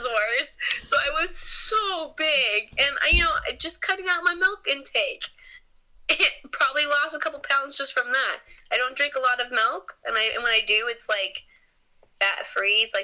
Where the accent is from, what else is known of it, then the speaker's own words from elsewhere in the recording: Bay Area, California, United States; I'm from the Bay Area